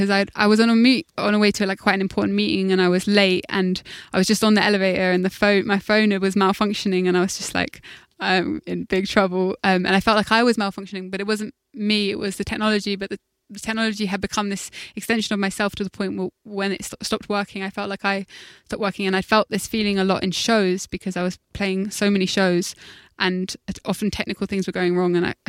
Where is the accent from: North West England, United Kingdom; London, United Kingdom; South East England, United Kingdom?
London, United Kingdom; I think when I grew up in South London, we didn't have a tube